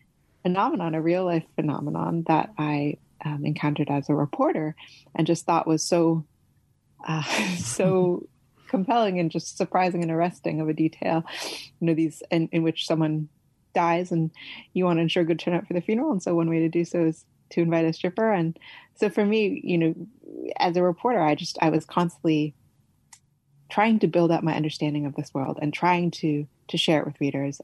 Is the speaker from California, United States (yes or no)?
yes; California, United States; also born or lived in Beijing, China; I was born and raised in California, but I'm ethnically Chinese by descent